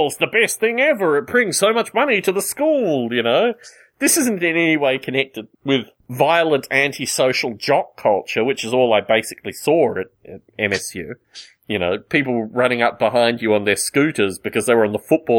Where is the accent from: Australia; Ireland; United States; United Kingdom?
Australia; moved away; one of the many reasons that I left Australia